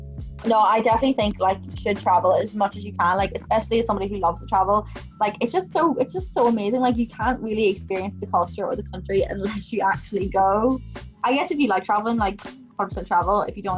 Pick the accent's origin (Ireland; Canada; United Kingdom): Ireland; That might be because obviously I'm Irish